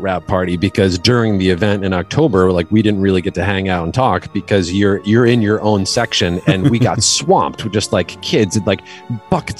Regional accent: Connecticut, United States; moved away as an adult; also born or lived in New York / Maine; now in Los Angeles, United States; I am originally grew up mostly in Connecticut, but I was born in New York, and then we moved to Connecticut when I was still pretty young.

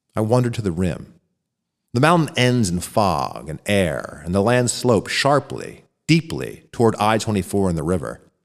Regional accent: Royersford, Pennsylvania, United States; Hailing out of Royersford, Pennsylvania

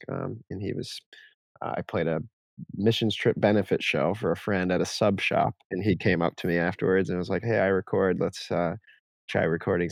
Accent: Jacksonville, Florida, United States; moved away as an adult; also born or lived in New York City; now in Seattle, United States; I moved to Florida when I was 5. So I'm from New York, though I try to distance myself from being a New York City boy of any kind, but I grew up by the beach in Florida

